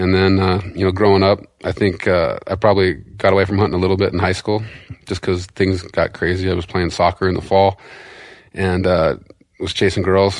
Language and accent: English; Montana, United States; But so I grew up on the East Fork, fishing like Samfly Hatch there, Samfly Hatch on the Big Hole River.